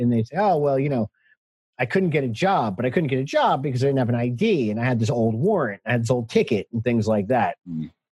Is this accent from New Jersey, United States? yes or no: yes; New Jersey, United States; I'm from New Jersey originally